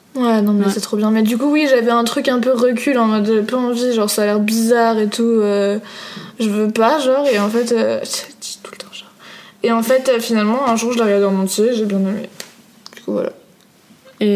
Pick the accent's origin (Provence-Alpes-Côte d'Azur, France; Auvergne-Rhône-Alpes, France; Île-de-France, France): Île-de-France, France; Paris; je suis une vraie parisienne